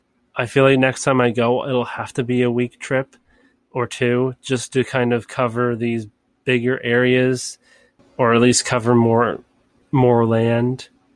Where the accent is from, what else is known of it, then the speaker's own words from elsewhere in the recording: Canada; I'm glad that I'm Canadian